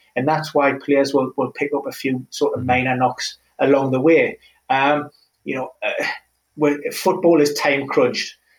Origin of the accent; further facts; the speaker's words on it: Newcastle upon Tyne, North East England, United Kingdom; Newcastle, my hometown club